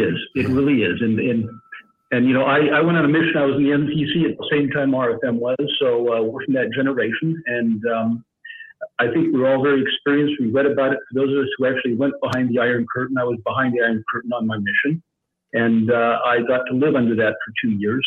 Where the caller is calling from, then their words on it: Serbia; I'm calling from Serbia, where it's almost, uh, four o'clock in the morning here